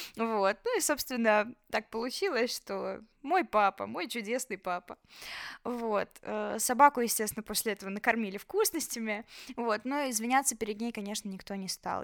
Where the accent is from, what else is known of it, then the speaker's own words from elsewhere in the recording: Belarus; moved away as an adult; now in Georgia; мы же белорусы